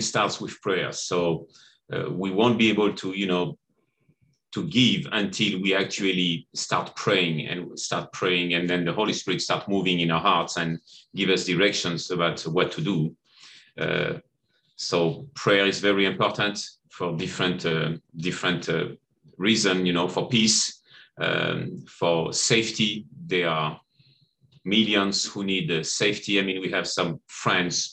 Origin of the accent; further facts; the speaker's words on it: Nice, Provence-Alpes-Côte d'Azur, France; moved away as an adult; also born or lived in Ukraine; I am from Nice, France.